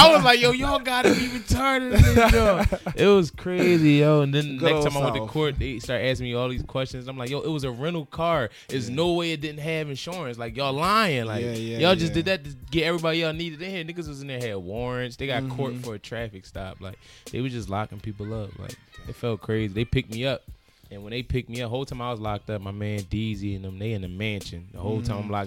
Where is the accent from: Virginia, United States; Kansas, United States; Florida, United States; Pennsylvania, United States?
Pennsylvania, United States; Philadelphia; I'm from Philadelphia